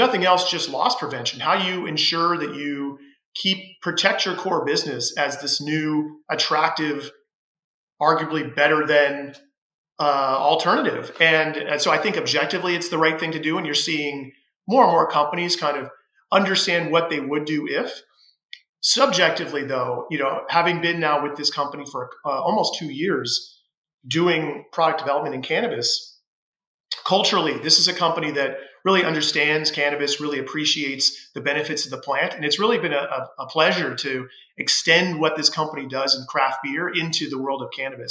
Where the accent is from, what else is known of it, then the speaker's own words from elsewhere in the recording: Mesa, Arizona, United States; moved away as an adult; now in Toronto, Canada; I'm from Mesa, Arizona, originally